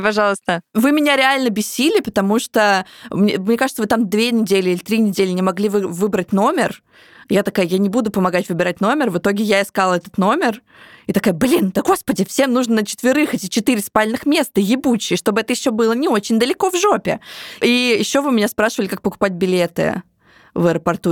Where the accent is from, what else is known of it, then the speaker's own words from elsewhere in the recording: Samara, Samara Oblast, Russia; moved away; also born or lived in Moscow; моего родного города Самара